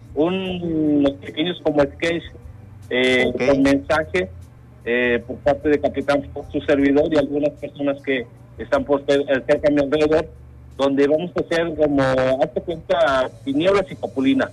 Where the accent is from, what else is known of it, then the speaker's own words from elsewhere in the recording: Mexico City, Mexico; moved away; yo soy originario de la Ciudad de México